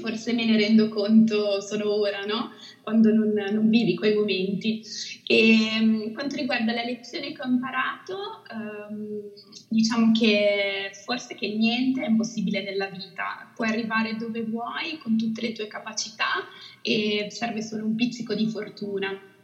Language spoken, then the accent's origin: Italian; Italy; moved away as an adult; Amo l'Italia, amo la dolce vita italiana ed è proprio per questo che sono tornata nel mio paese